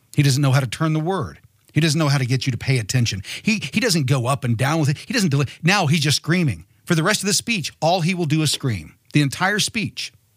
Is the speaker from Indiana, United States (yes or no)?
yes; Martinsville, Indiana, United States; moved away; I'm originally from Martinsville, Indiana.